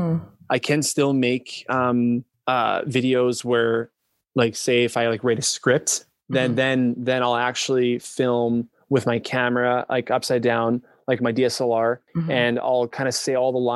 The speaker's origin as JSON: {"language": "English", "country": "Canada", "said": "being a Canadian TikToker"}